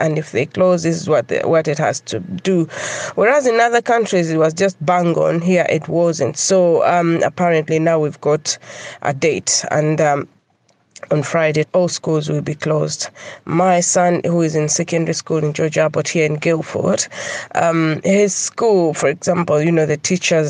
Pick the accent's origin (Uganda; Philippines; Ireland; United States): Uganda; Kampala, Central Region; now in United Kingdom; I'm originally definitely from Uganda, Kampala